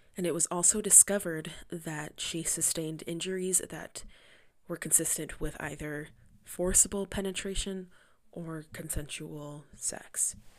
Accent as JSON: {"language": "English", "town": "Gering", "region": "Nebraska", "country": "United States", "tie": "born or raised there", "moved": "yes", "said": "my hometown of Gearing, Nebraska"}